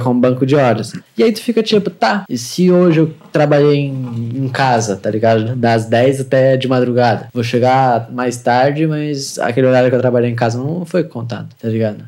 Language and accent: Portuguese; Santa Catarina, Brazil; also born or lived in Concórdia, Santa Catarina; Eu nasci aqui